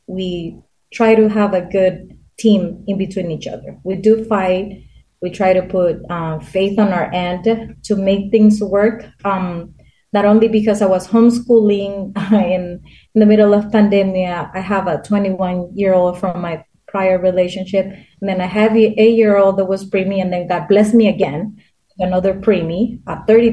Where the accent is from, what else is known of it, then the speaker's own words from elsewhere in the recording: Honduras; moved away; I'm from Honduras